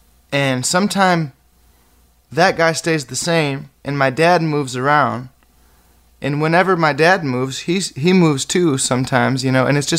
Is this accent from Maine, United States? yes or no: no; Muir, Michigan, United States; I grew up right on the Maple River over there in Muir.